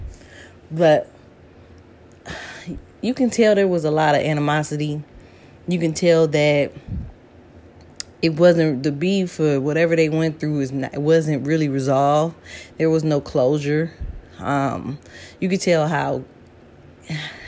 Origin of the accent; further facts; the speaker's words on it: Atlanta, Georgia, United States; growing up in Atlanta, you know, my young adult years